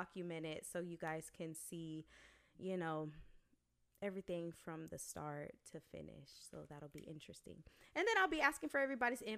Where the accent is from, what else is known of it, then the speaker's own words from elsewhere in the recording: Dallas, Texas, United States; also born or lived in Detroit, Michigan; I was born in Detroit, raised in Dallas